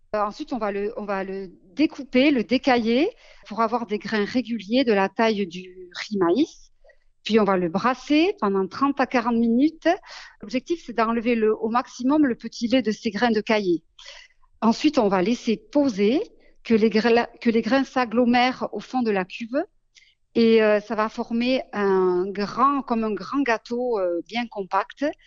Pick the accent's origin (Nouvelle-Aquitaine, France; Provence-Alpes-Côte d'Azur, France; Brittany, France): Nouvelle-Aquitaine, France; Basque Country; c'est l'attachement à ma maison natale et à ma terre natale qui, m'a poussée à m'installer.